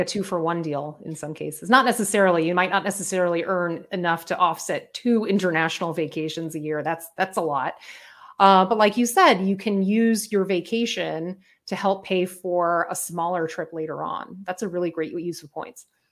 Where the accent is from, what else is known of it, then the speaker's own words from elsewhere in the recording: Miami, Florida, United States; moved away; I'm from Miami originally